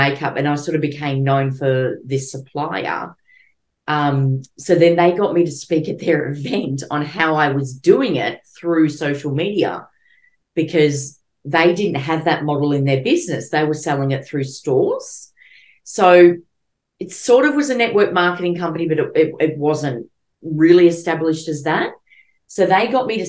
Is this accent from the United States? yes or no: no; Melbourne, Victoria, Australia; I'm from Melbourne originally, but now I'm sort of living out of Melbourne.